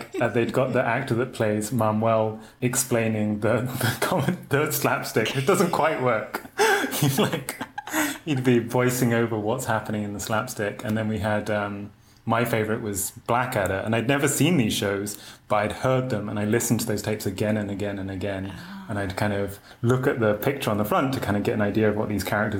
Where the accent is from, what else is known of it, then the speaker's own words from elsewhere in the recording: Oxfordshire, South East England, United Kingdom; accent: Oxford; moved away as an adult; also born or lived in London; now in United States; then moved to Oxfordshire.